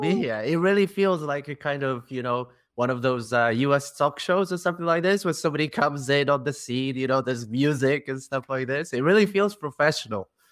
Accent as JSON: {"language": "English", "country": "Poland", "second_language": "English", "moved": "yes", "lives_now": "Leuven, Belgium", "said": "I'm also from Poland"}